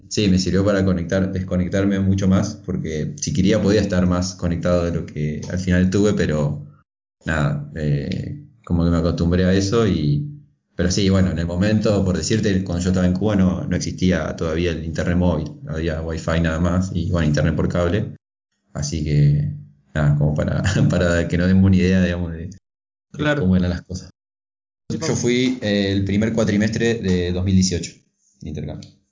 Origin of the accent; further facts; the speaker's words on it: Gálvez, Santa Fe, Argentina; moved away as an adult; yo no soy de Santa Fe, soy de, de Galvez, que es una ciudad entre Rosario y Santa Fe, me fui a vivir a, a la ciudad para estudiar